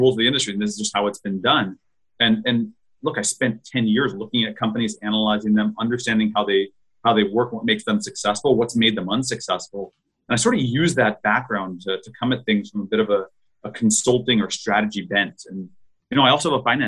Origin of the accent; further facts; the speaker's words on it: Los Angeles, California, United States; I was born and raised in Los Angeles